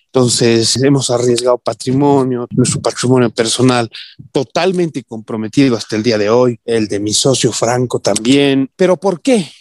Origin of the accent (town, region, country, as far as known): Bolivia